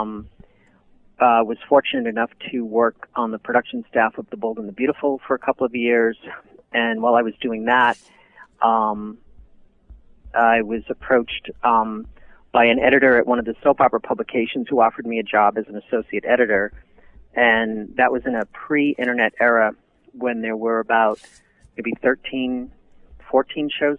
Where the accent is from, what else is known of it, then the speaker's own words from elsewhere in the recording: East Coast, United States; when I was growing up on the East Coast